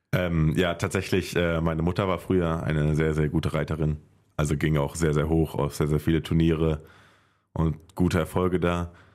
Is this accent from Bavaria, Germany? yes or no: no; Haldern, North Rhine-Westphalia, Germany; Das ist halt mein Heimatdorf. Ich komme ursprünglich aus Haldern.